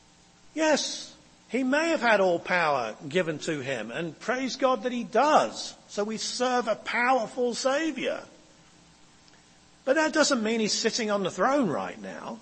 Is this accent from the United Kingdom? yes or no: yes; England, United Kingdom; now in United States; I come from England and we have a royal family